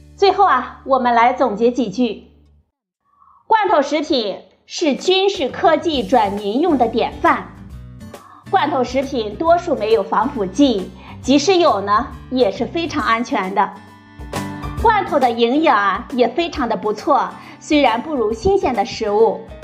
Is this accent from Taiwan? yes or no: no; China; 我们中国人